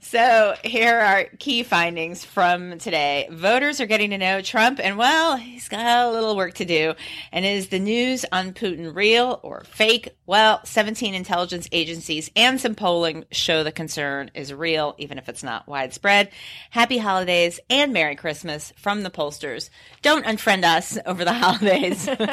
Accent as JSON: {"language": "English", "town": "New York City", "region": "New York", "country": "United States", "tie": "born or raised there", "said": "I grew up in New York City"}